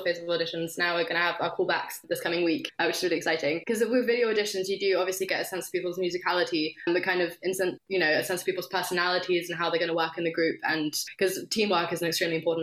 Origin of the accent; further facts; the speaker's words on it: France; moved away; I'm from France